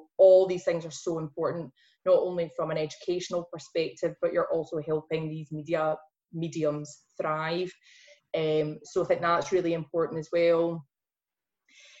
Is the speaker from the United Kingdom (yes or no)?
yes; Glasgow, Scotland, United Kingdom; accent: Glasgow; going full Glasgow in my accent